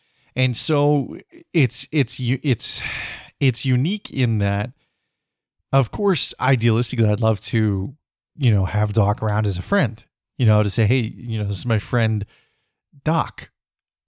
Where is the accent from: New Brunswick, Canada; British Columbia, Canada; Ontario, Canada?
British Columbia, Canada; living back in my hometown, or my home province, at least, of British Columbia